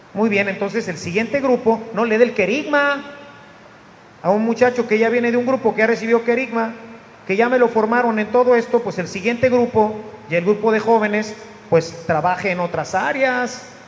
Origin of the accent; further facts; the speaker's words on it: Monterrey, Nuevo León, Mexico; yo era bien mal habladote, como todo regio